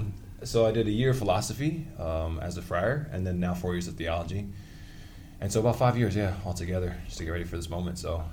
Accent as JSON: {"language": "English", "town": "Freeport", "region": "New York", "country": "United States", "said": "I'm from Strong Island, also known as Long Island, Freeport."}